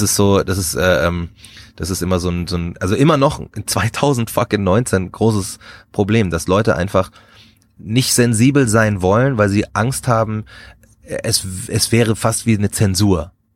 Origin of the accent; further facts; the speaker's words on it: Markt Schwaben, Bavaria, Germany; ich bin in Bayern groß geworden, so auf dem, auf dem Land